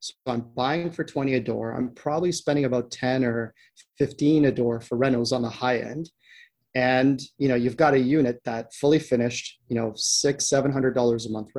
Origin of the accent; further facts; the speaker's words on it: Canada; So both, my partner and I were both Canadians.